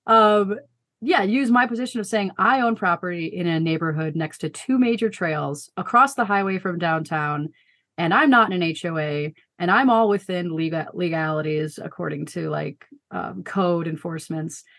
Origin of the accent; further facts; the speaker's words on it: Chicago suburbs, Illinois, United States; moved away as an adult; now in Colorado Springs, United States; we both grew up outside of Chicago in the suburbs